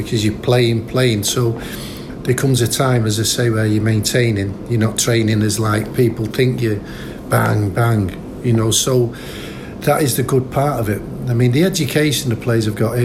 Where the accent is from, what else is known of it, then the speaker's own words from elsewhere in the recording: Manchester, North West England, United Kingdom; being a Manchester lad and living so close to the city centre where I was born in Colliers